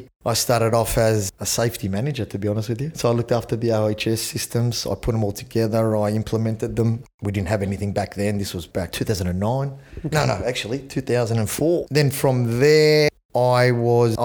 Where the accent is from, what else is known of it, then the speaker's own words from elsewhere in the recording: Sydney, New South Wales, Australia; born and raised in Sydney. Grew up in Chatswood.